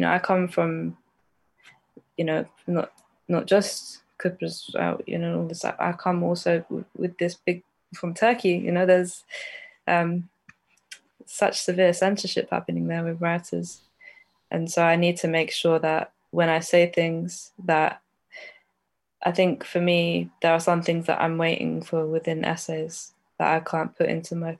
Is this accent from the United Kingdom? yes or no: yes; London, United Kingdom; I grew up in North London